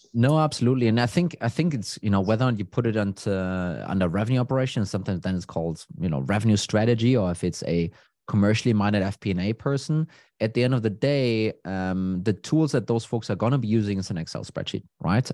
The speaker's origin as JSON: {"language": "English", "town": "Copenhagen", "region": "Capital Region of Denmark", "country": "Denmark", "said": "I'm from Denmark, Copenhagen"}